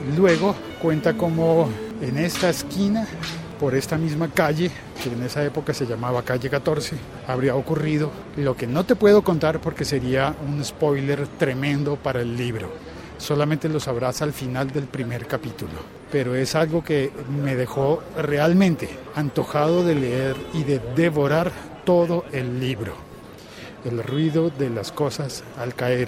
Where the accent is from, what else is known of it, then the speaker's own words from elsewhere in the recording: Colombia; una realidad que a mí me tocó de niño, pero que gracias a Dios ya no existe en mi país